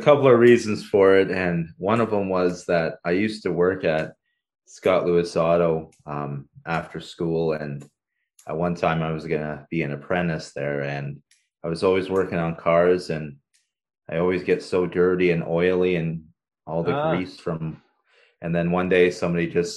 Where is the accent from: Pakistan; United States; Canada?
Canada; also born or lived in Paraguay; my entire, I guess, growing up phase was in Canada